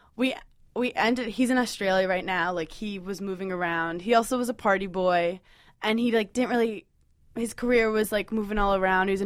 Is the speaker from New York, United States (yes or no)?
yes; New York City, New York, United States; I'm from New York City